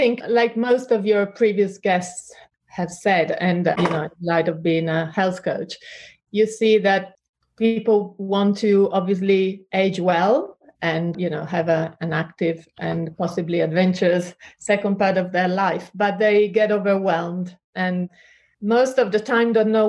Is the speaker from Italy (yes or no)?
yes; Treviso, Veneto, Italy; accent: mixed; English is a second language; now in Richmond upon Thames, United Kingdom; I was born and raised in Italy, in Treviso, which is a small town near Venice.